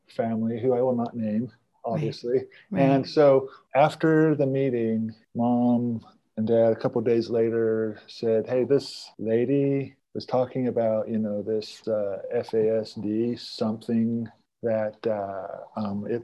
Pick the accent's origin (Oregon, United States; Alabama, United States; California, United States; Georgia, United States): Oregon, United States; Estacada; also born or lived in Pendleton, Oregon; I was born in Pendleton, Oregon, and then at the age of 6, I was adopted by, a year later, I was taken in by a Mennonite family in Estacada, Oregon, who adopted me